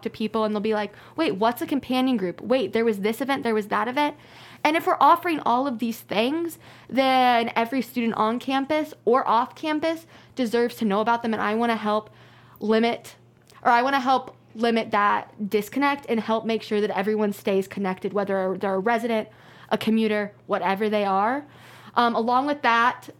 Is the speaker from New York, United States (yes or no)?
no; Brownsburg, Indiana, United States; I'm from Brownsburg, Indiana